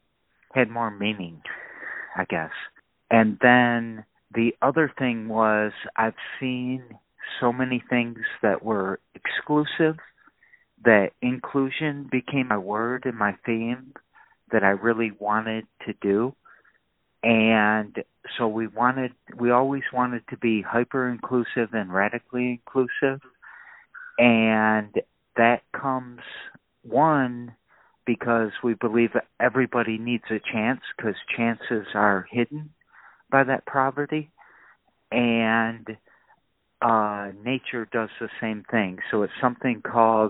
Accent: Lansing, Michigan, United States; I was raised in Lansing

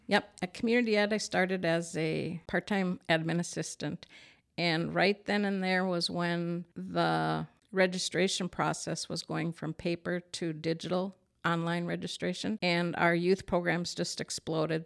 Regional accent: Farmington, Minnesota, United States; my hometown of Farmington

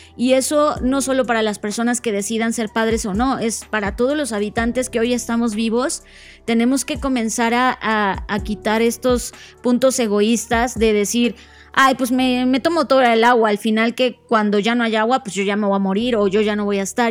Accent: Mexico; coincidimos con, e, con España como mexicanos

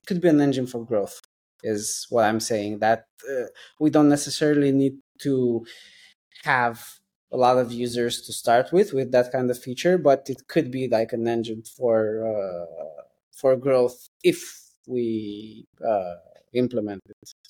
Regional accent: London, United Kingdom; I'm from London

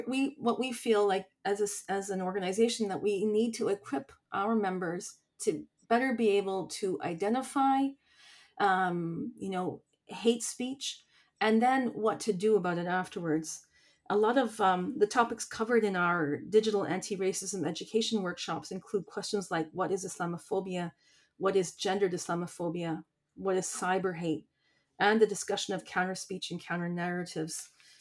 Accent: Niagara Falls, New York, United States; and I was raised in Niagara Falls, so it's just on the border, and I have a lot of friends and family that live in Buffalo and the surrounding suburbs.

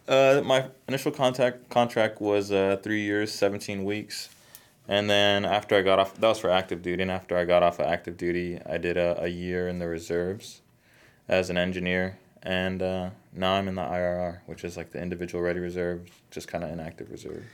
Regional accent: Texas, United States; moved away as an adult; also born or lived in Colorado; I was in Colorado, but I'm originally from Texas. So we moved back to Texas

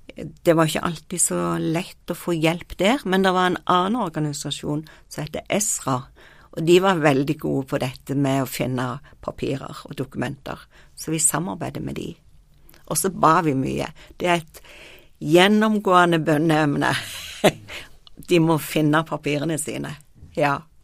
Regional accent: Norway; jeg kom fra Norge

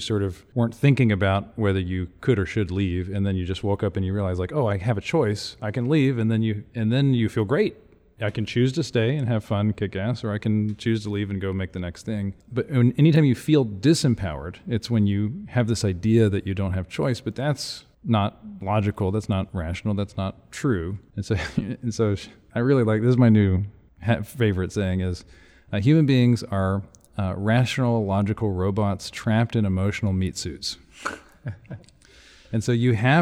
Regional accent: Houston, Texas, United States; Houston, I'm from Houston

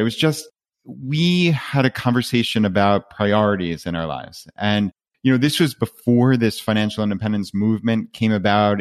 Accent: Long Island, New York, United States; moved away as an adult; we're from Long Island, New York

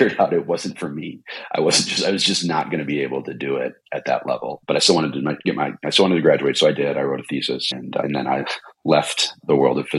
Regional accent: Midwest, United States; we're both from the Midwest

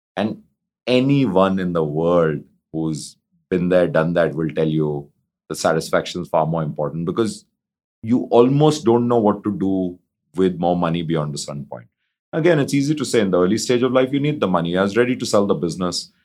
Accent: India; born or raised there

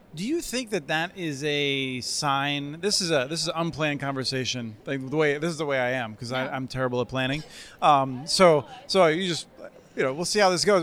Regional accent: Eastern Pennsylvania, United States; now in Minnesota, United States; I grew up in Eastern Pennsylvania

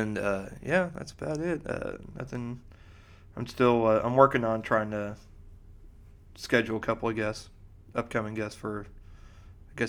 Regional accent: Missouri, United States; moved away; growing up in Missouri

